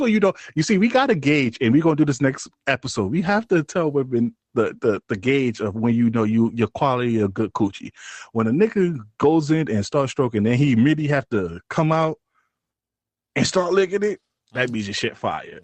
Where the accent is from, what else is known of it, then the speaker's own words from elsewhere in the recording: New York City, New York, United States; we're from New York City